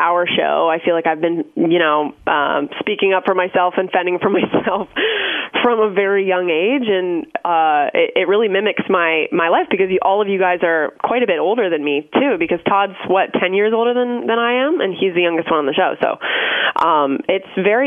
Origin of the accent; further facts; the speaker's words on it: Orono, Ontario, Canada; moved away; I grew up about 2.5 hours outside of Toronto, in a really, really small town called Orno